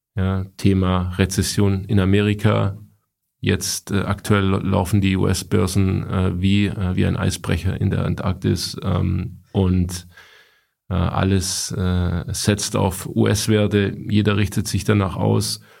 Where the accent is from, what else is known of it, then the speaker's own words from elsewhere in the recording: Stuttgart, Baden-Württemberg, Germany; ich als Stuttgarter